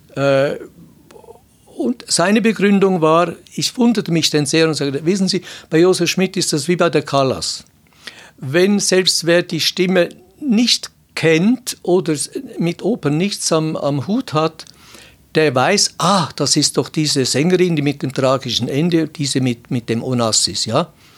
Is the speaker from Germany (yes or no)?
no; Switzerland; bei uns in der Schweiz